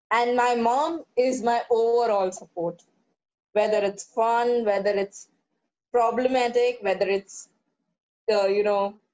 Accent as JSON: {"language": "English", "region": "Kerala", "country": "India", "said": "No, I'm a Keralite."}